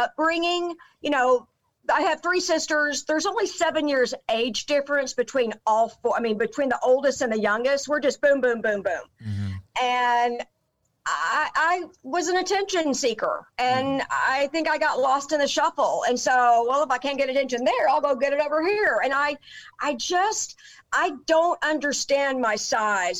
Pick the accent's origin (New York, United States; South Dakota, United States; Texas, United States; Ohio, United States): Texas, United States; Dallas; I grew up in Dallas.